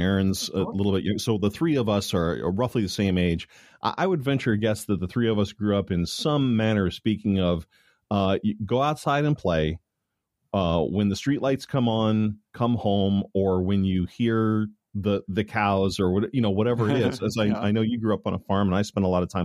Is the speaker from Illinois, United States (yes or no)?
yes; Chicago, Illinois, United States; I grew up in the Chicago area